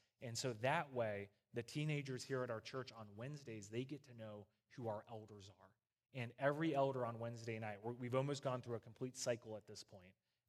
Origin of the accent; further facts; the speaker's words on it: East Coast, United States; So as you guys know, I'm from the East Coast, and they do church a very specific way on the East Coast, out in the hills, all right?